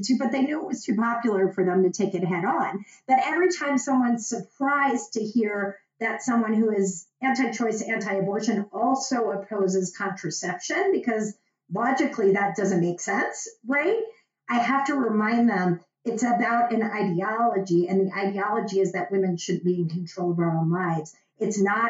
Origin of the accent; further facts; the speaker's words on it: Dallas, Texas, United States; moved away; I am from Dallas